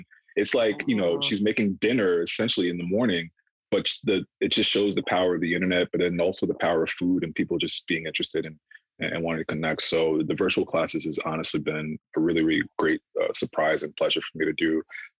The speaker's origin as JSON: {"language": "English", "country": "Ghana", "said": "we're all African, we're all Ghanaian here"}